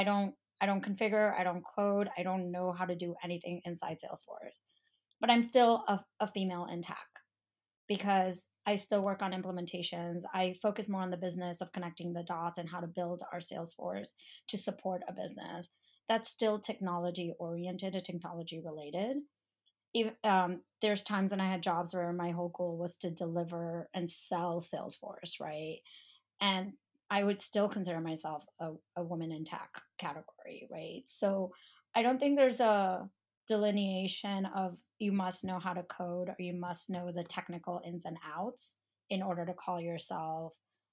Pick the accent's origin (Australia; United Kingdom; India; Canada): India; I'm Indian. I'm 100% Indian. So people automatically assume either I'm in tech or I'm a doctor or I'm a lawyer, right?